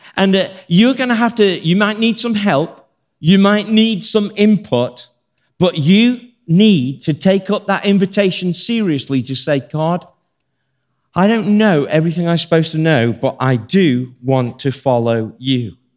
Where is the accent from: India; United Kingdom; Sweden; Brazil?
United Kingdom; Birmingham, West Midlands; I'm from Birmingham